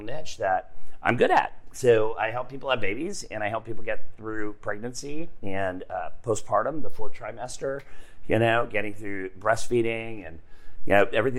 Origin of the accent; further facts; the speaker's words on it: Montebello, California, United States; moved away as an adult; also born or lived in Los Angeles, California; now in Texas, United States; I was born in Montebello, California, in East LA, basically. In 1969, I'm old. I'm a veterano. And so... yeah, I come from Los Angeles. I lived in Los Angeles with my parents